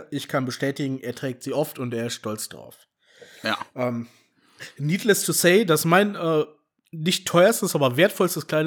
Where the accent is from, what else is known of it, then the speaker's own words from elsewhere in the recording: Berlin, Germany; also ich fühle mich immer noch irgendwie als Berliner.